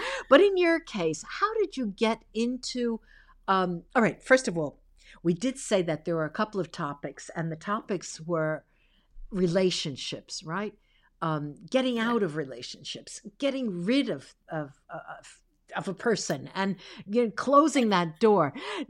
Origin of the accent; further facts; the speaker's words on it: United States; also born or lived in Italy; very young. My parents immigrated to the United States and I was 6 months old.